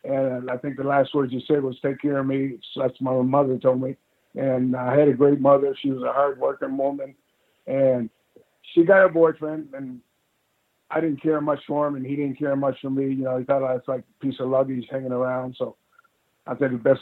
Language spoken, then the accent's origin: English; Canada; being Canadian